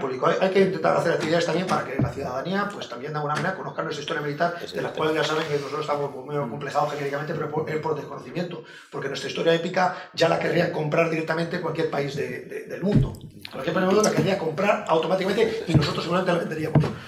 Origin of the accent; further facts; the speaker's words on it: Spain; nosotros en España